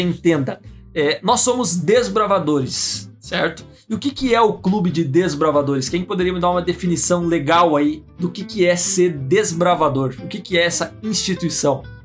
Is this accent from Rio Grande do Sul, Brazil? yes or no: yes; Santo Ângelo, Rio Grande do Sul, Brazil; accent: gaúcho regional dialect (bah, tchê); o nosso sotaque, a forma da gente falar, de vez em quando pode sair uns bah, Bate. uns tchê, mas isso faz parte do nosso dialeto regional aqui.